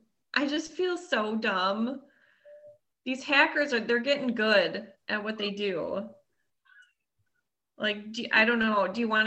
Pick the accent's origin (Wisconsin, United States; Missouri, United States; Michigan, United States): Wisconsin, United States; near Madison; super close, like 20 minutes away from Madison.